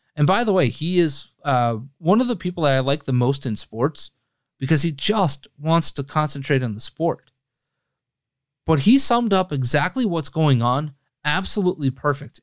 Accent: United States; I'm also an American

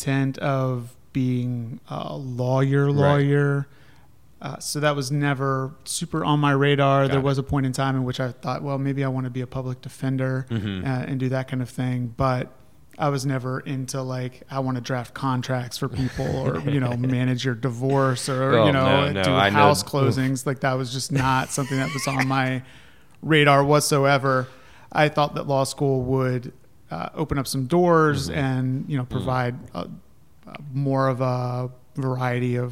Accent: Ohio, United States; also born or lived in Colorado; now in North Carolina, United States; I grew up in Ohio, but then I moved out there and I was up in Vail in the mountains

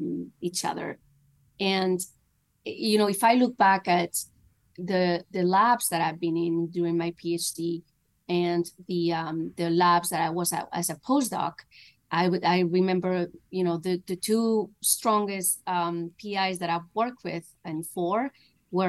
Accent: Spain; moved away; my family's in Spain. I'm from Spain

